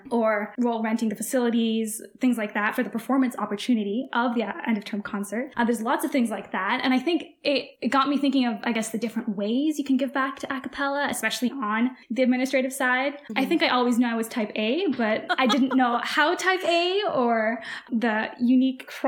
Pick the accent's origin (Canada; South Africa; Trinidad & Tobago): Canada; I'm Canadian